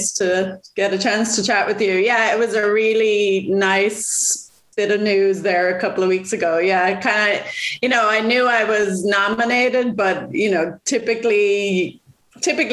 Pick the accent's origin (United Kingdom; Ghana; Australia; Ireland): Ireland; Waterford, Munster; I grew up in Waterford